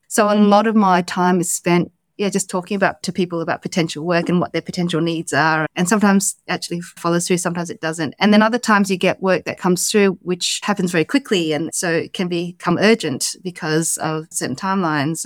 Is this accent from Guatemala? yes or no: no; Australia; moved away as an adult; also born or lived in London, United Kingdom; I came back home to Australia